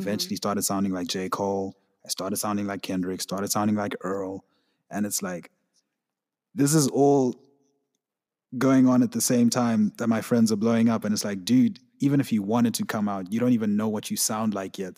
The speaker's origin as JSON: {"language": "English", "country": "Zimbabwe", "said": "I'm from Zimbabwe, so, like, a lot of the things that go on in my country"}